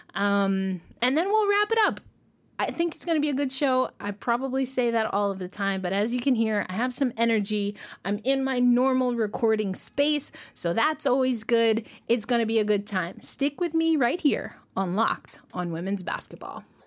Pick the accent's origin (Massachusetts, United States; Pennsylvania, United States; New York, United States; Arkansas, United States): New York, United States; I'm from New York